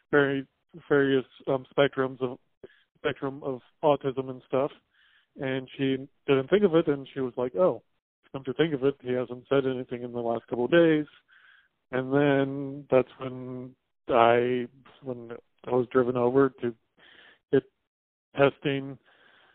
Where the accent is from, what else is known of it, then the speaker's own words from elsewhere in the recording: Paonia, Colorado, United States; moved away as an adult; now in Buffalo, United States; I'm originally from Peonia, Colorado